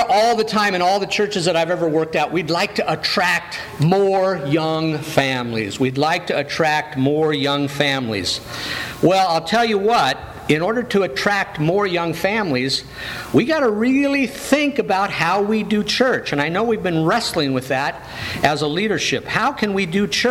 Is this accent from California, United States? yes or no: yes; Downey, California, United States; also born or lived in Bell, California; When I was 9 years old, we moved from Bell, California to Downey, California.